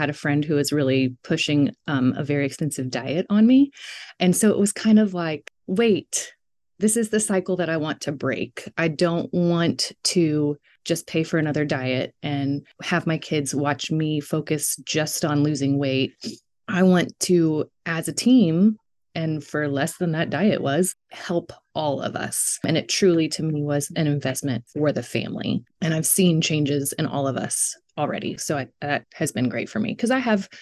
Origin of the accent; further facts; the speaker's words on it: Texas, United States; moved away as an adult; now in Alaska, United States; I'm in Alaska now, but I grew up in Texas